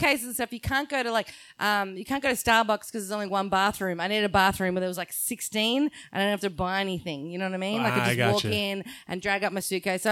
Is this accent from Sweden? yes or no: no; Australia; I'm very Australian